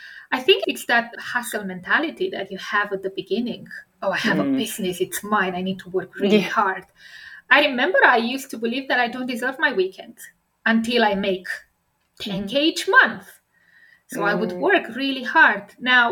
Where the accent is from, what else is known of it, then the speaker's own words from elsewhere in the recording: Romania; English is a second language; moved away; I come from Romania, a communist country.